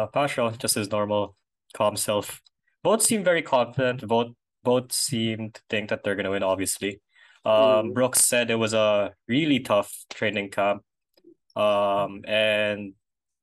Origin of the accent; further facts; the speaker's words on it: Philippines; we're Filipino